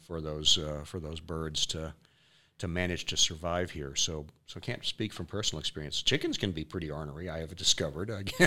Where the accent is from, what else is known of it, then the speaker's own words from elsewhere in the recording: Fremont County, Wyoming, United States; I grew up in Fremont County